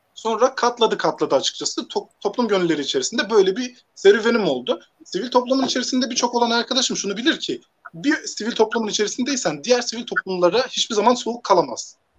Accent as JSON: {"language": "Turkish", "region": "Hatay", "country": "Turkey", "tie": "born or raised there", "also_born_or_lived": "Siirt (ancestral) / Konya / Ankara / Elazığ", "moved": "as an adult", "lives_now": "Manisa, Turkey", "said": "aslen, e, Siirtliyim. Doğma büyüme Hataylıyım."}